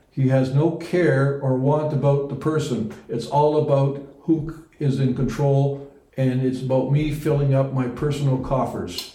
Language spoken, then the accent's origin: English; Netherlands; now in Canada; that's actually my home country holland